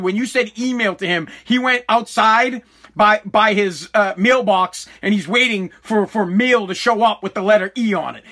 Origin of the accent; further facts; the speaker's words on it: United States; I am an American